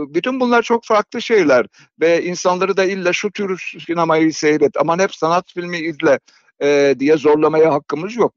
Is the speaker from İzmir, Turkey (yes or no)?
yes; İzmir, Turkey; moved away; Ben 1939 doğumluyum, doğumluyum ve İzmir'de Karşıyaka'da doğdum.